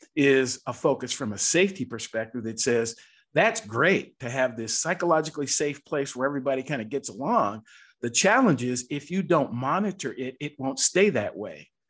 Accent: Seattle, Washington, United States; I was raised in Seattle, Washington

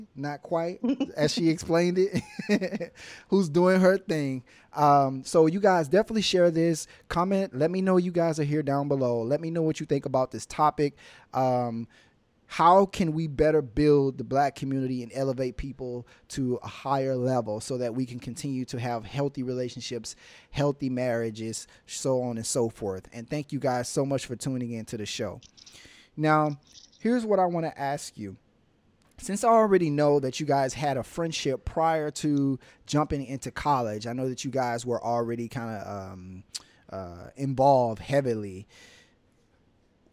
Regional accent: Amite, Louisiana, United States; now in Miami, United States; I'm from Louisiana, but I currently reside in the city of Miami, Florida

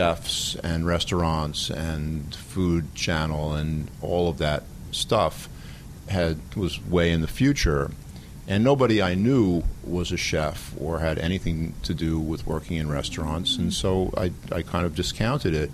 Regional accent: New York City, New York, United States; as a kid growing up in the Bronx

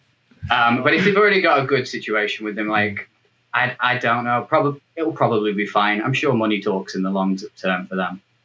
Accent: England, United Kingdom; I'm the only Englishman

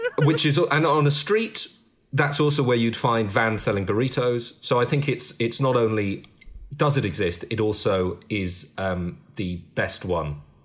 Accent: United Kingdom; I'm British

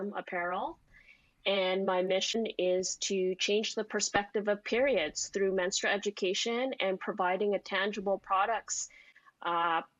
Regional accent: Vancouver, British Columbia, Canada; also born or lived in Maui; Born and raised in Vancouver.

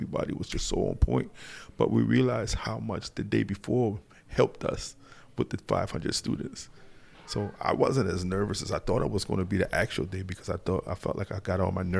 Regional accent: North Charleston, South Carolina, United States; North Charleston, South Carolina. Acabee is the subdivision.

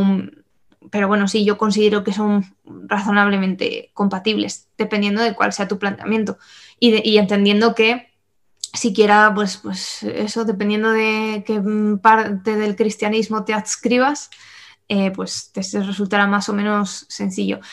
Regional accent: Spain; nosotros que tenemos una herencia cristiana eh, y católica como españoles

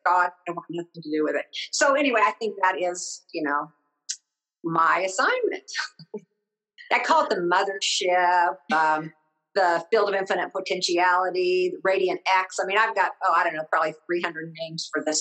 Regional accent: Midwest, United States; I'm from the Midwest

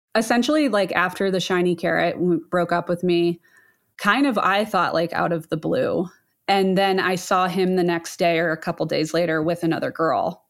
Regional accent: Ohio, United States; I grew up in Ohio, Midwest girl

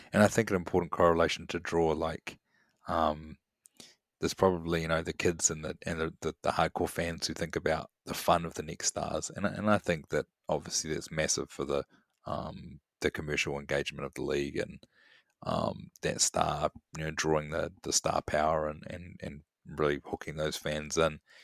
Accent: Wellington, New Zealand; my hometown of Wellington

